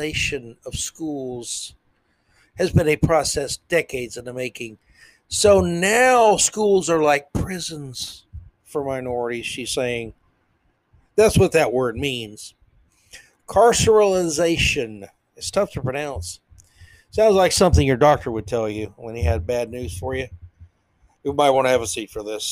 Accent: the South, United States; I'm a Southerner.

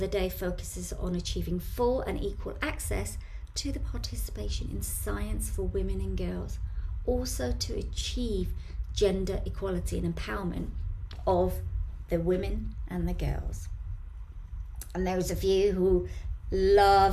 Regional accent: Bromley, London, United Kingdom; in Bromley here in the town centre

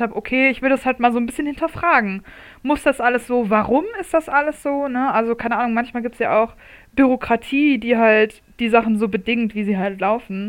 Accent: Munich, Bavaria, Germany; in meiner Heimatstadt

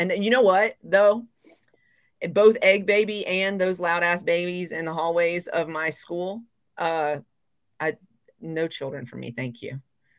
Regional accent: the South, United States; also born or lived in Japan; I grew up in the South.

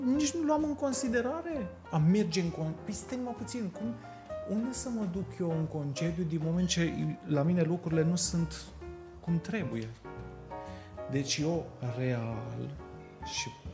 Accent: Bucharest, Romania; moved away as an adult; also born or lived in Sibiu; de când m-am mutat eu de la București, din 2011

